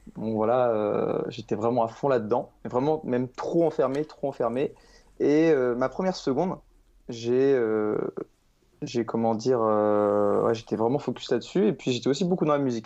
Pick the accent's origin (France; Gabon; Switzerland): France; Caen, Normandy; je suis de Caen en Normandie